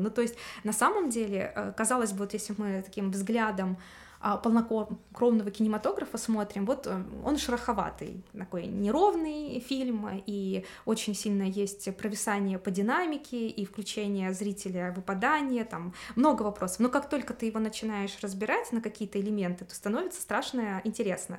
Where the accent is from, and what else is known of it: Russia